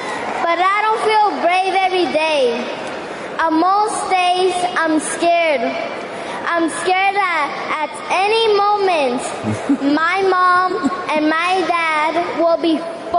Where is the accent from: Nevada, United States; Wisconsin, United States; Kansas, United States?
Nevada, United States; Las Vegas; I was born in Las Vegas, Nevada. My parents came here looking for a better life, for the American dream.